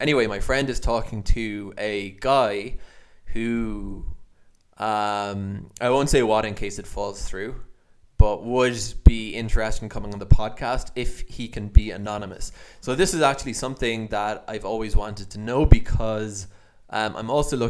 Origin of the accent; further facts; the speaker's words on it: Ireland; accent: Irish; my Irish accent comes through